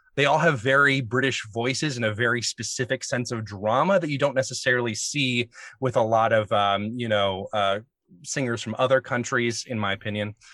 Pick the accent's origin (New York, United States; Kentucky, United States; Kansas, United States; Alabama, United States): Alabama, United States; Alabama native